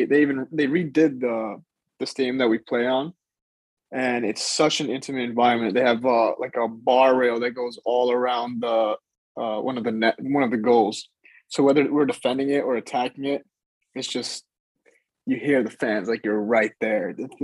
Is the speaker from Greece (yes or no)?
yes; Greece; born there; I was born in Greece, like my whole family's from Greece, like that's a big part of my identity.